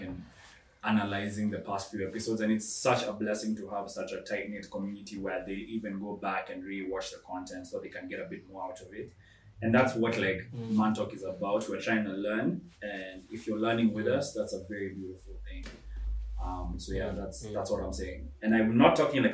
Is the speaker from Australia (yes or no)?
no; Kenya; I'm Kenyan